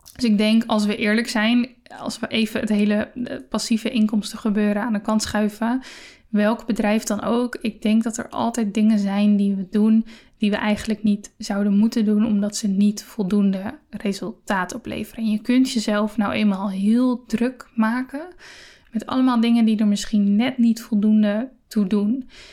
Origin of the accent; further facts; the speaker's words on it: Netherlands; we als Nederlanders